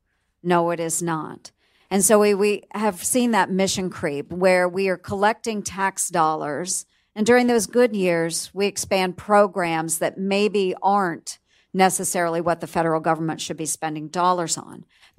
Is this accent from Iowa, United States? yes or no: yes; Iowa, United States; just in my home state of Iowa, we're becoming very much the Silicon Prairie is what we call ourselves.